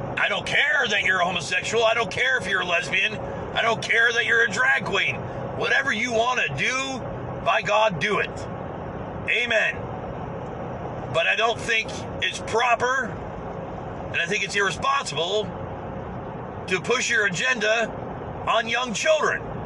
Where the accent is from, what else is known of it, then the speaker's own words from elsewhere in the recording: United States; I'm an American.